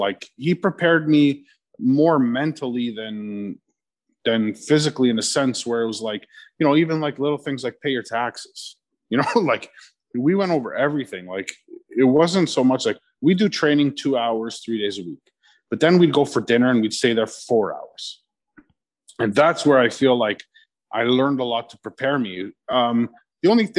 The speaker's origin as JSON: {"language": "English", "area": "Chester Lee, then Markham", "region": "Ontario", "country": "Canada", "tie": "born or raised there", "said": "growing up in Chester Lee, like I played hockey"}